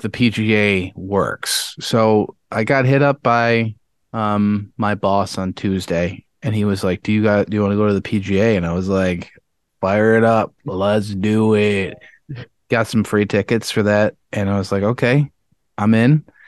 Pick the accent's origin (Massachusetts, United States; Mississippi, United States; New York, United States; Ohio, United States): New York, United States; Webster; the house I grew up in Webster